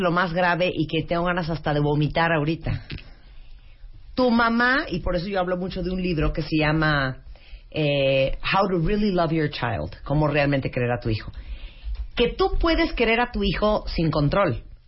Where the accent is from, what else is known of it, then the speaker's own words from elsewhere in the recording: Managua, Nicaragua; nací en el Hospital Bautista en Managua, Nicaragua